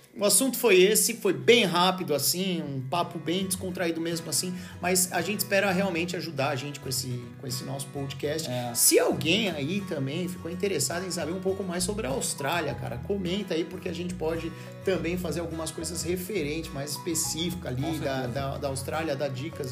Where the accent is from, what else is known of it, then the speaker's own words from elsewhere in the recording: Brazil; moved away; como brasileiro